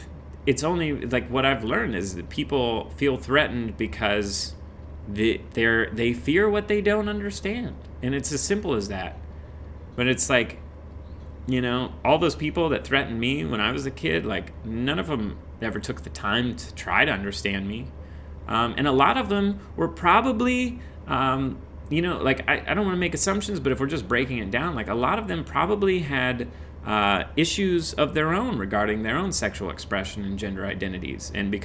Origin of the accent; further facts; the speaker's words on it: Midwest, United States; I came from the Midwest. And here's the thing, is like, for all of the horrible people that I experienced in the Midwest, there were so many good people too.